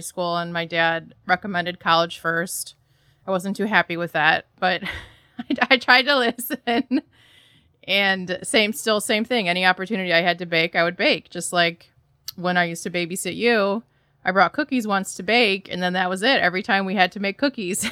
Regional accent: Troy, Michigan, United States; now in Chicago, United States; I'm originally from the Detroit area, so Troy, Michigan specifically

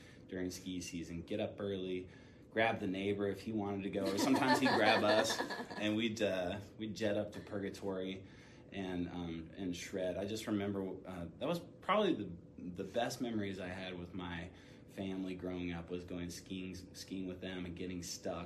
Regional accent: Durango, Colorado, United States; I grew up in a little town in Colorado. It's called Durango. And I was born and raised in Durango.

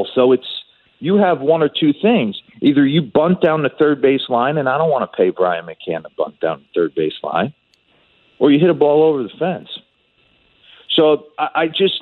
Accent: Carlstadt, New Jersey, United States; I'm from Carlstadt, New Jersey

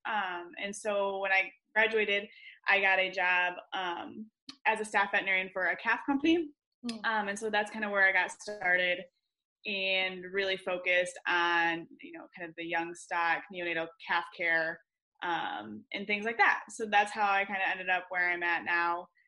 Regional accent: west Michigan, United States; moved away as an adult; now in Ohio, United States; I grew up in Michigan on the west side of the state

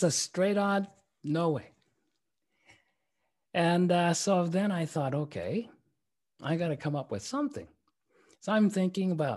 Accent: Tokyo, Japan; moved away as an adult; also born or lived in Berkeley, California; I was growing up in Tokyo, Japan

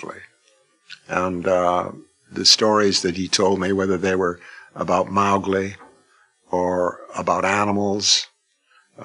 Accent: Canada; I'm a Canadian.

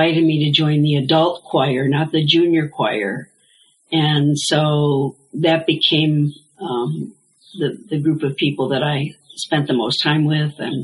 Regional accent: Buffalo, New York, United States; I grew up in the Presbyterian Church in downtown Buffalo

